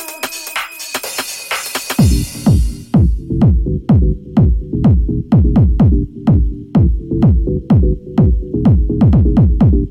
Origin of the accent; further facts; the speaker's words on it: Paris, Île-de-France, France; I'm from Paris